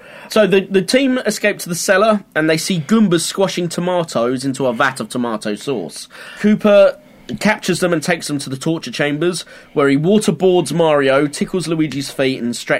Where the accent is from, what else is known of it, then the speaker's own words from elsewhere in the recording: United Kingdom; We turn against the Brits, our own people.